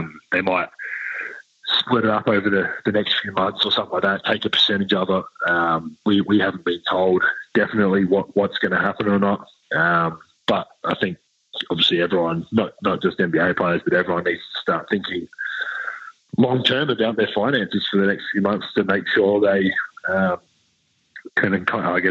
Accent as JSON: {"language": "English", "country": "Australia", "moved": "yes", "lives_now": "Utah, United States", "said": "being Australian"}